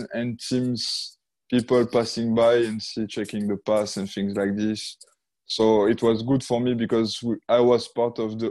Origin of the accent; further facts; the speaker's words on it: Monaco; I was born in Monaco